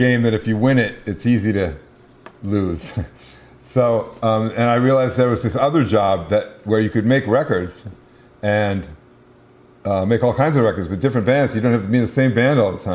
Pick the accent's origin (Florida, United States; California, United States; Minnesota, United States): Minnesota, United States; Minneapolis; grew up in Minneapolis